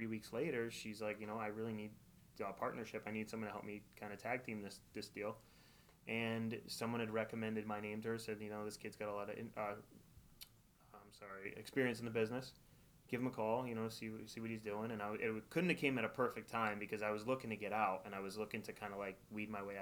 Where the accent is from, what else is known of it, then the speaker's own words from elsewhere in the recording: Wallingford, Connecticut, United States; now in East Haven, United States; I grew up in Wallingford